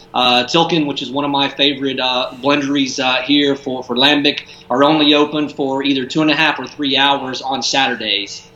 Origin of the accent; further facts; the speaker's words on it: United States; moved away as an adult; now in Brussels, Belgium; As as an American, uh, you know, beer geek